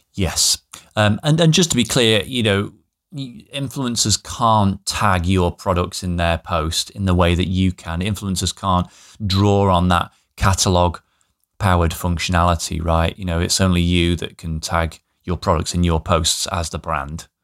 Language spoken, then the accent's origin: English; the north of England, United Kingdom; here in, in my hometown, which is a tiny town in the north of England